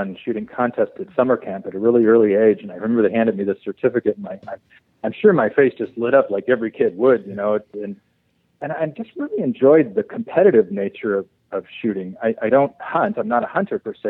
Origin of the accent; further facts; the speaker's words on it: San Diego, California, United States; moved away as an adult; also born or lived in Oklahoma; I grew up in San Diego and in La Jolla, and I graduated La Jolla High School